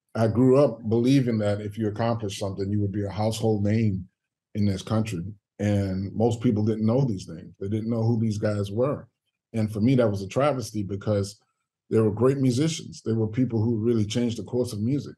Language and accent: English; New Orleans, Louisiana, United States; moved away as an adult; also born or lived in New York; growing up in New Orleans